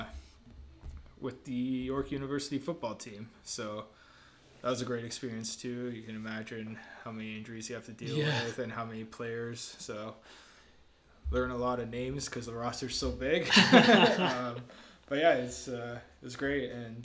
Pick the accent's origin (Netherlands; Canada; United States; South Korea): Canada; Hamilton, Ontario; also born or lived in Italy; I grew up in Winona here in Stony Creek area, Hamilton